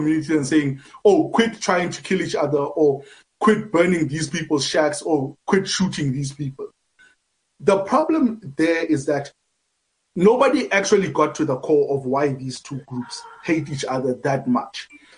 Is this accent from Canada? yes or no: no; South Africa; as South Africans